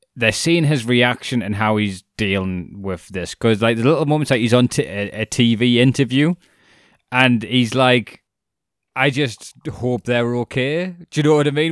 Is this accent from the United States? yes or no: no; United Kingdom; as being British